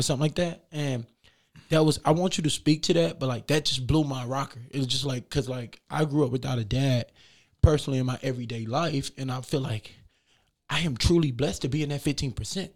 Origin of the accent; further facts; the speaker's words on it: Beaumont, Texas, United States; now in Des Moines, United States; I'm from Beaumont, Texas